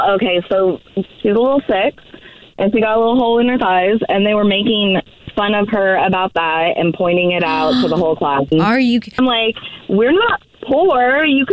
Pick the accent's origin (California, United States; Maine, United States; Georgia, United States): California, United States; Sacramento